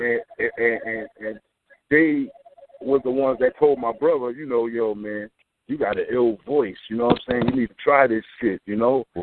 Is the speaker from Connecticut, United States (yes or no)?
no; New York City, New York, United States; also born or lived in Corona, Queens; I'm in Jamaica, Queens, man. I'm from Corona, but I moved to Jamaica, the north side of Jamaica